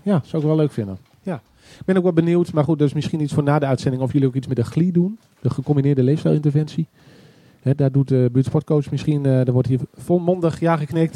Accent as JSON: {"language": "Dutch", "region": "Groningen", "country": "Netherlands", "said": "Ja, ik ben ook echt een Groninger"}